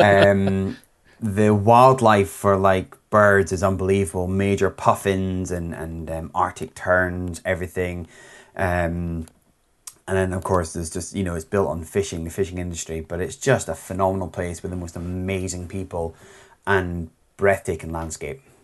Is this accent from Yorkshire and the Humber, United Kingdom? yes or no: no; Scotland, United Kingdom